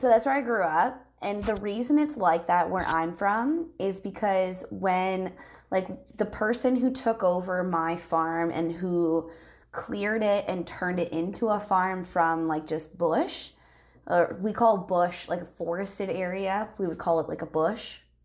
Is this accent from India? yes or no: no; Canada; as a Canadian